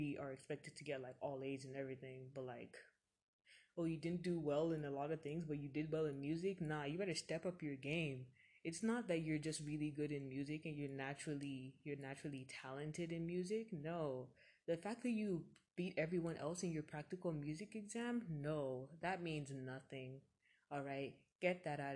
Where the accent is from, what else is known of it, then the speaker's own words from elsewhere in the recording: Atlanta, Georgia, United States; I was born in Atlanta, Georgia